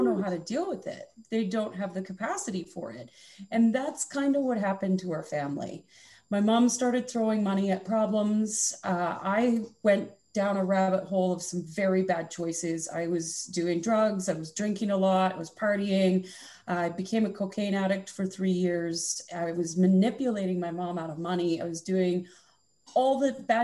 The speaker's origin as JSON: {"language": "English", "region": "Alberta", "country": "Canada", "tie": "born or raised there", "also_born_or_lived": "Okanagan, British Columbia", "moved": "yes", "lives_now": "West Kelowna, Canada", "said": "The Okanagan in British Columbia has always been my home since I grew up in Alberta"}